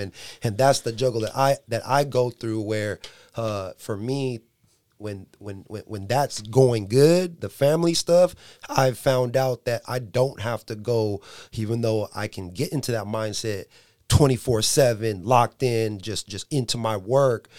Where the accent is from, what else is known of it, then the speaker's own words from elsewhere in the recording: San Diego, California, United States; moved away as an adult; now in Dixon, United States; I'm from San Diego